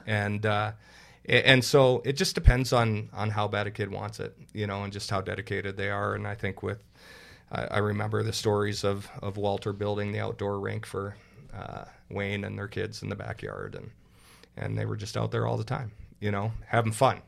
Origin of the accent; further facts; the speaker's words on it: Burlington, Ontario, Canada; moved away as an adult; now in Minnesota, United States; grew up in Burlington